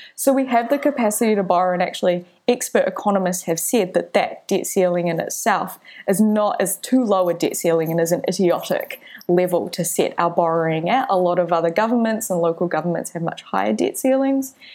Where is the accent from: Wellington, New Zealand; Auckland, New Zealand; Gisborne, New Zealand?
Auckland, New Zealand; I was born in Auckland